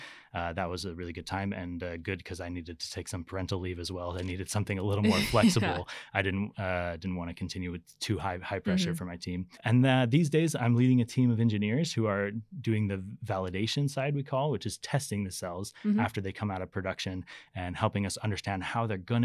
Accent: Las Vegas, Nevada, United States; now in Sweden; No, definitely not. So I'm born and raised in Las Vegas in the United States.

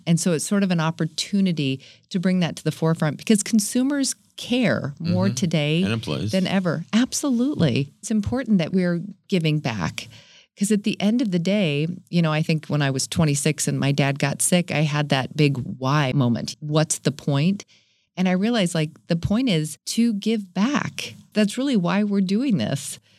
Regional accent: San Diego, California, United States; Nope. I was born in Northern California. Came here when I was 10, though. So I'm going to call myself a kind of a native.

